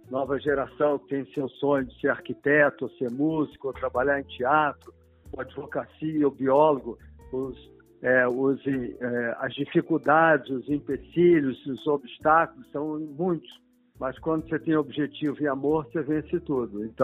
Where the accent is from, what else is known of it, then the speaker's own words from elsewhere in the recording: Rio de Janeiro, Brazil; Eu nasci no Leblon, na rua João Lira, né?